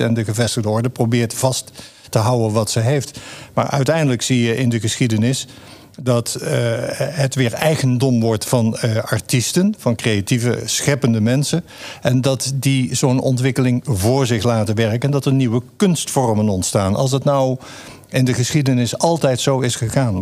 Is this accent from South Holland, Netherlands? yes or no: no; North Brabant, Netherlands; born or raised there